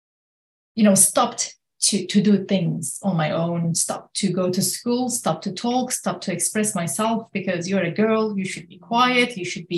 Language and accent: English; Kurdish regions of Turkey, on the border of Syria, Southeastern Anatolia, Turkey; now in United States; I'm born and raised in the Kurdish regions of Turkey, right on the border of Syria